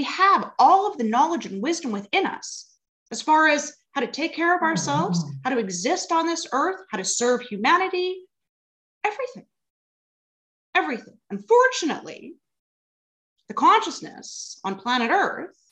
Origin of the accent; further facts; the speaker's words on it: Alberta, Canada; moved away as an adult; now in Vancouver, Canada; originally I'm from Alberta